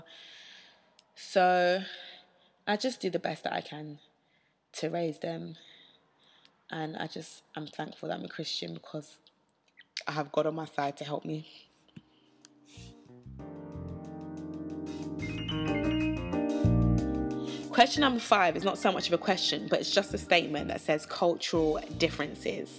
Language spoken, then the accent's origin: English; United Kingdom; I went to a state school in the UK.